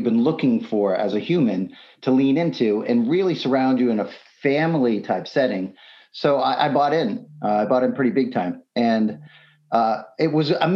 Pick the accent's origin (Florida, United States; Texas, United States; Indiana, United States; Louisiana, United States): Texas, United States; South; also born or lived in Tewksbury, Massachusetts; I grew up in the Bible Belt, South Texas, lots and lots of Baptist churches